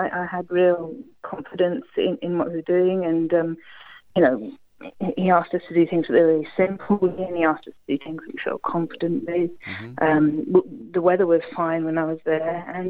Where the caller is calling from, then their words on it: Cambridge, East of England, United Kingdom; I'm from Cambridge, about 10 minutes up the road.